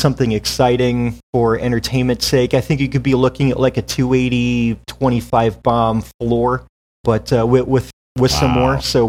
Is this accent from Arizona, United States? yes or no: yes; Tucson, Arizona, United States; we have the Arizona Wildcats in my hometown